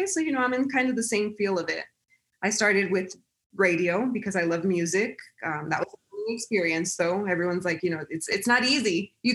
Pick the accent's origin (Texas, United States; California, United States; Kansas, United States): Texas, United States; El Paso; I'm born and raised in El Paso, Texas